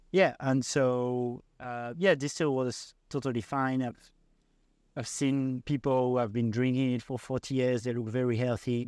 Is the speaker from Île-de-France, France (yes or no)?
yes; Paris, Île-de-France, France; moved away; I come from Paris